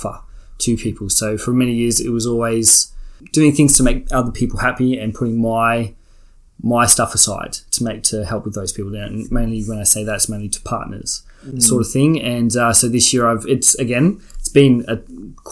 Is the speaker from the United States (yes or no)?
no; Albury, New South Wales, Australia; moved away as an adult; now in Melbourne, Australia; So I grew up in Albury, Albury-Wodonga, definitely from the Albury side, New South Wales. Lived in Albury for 17, 18 years.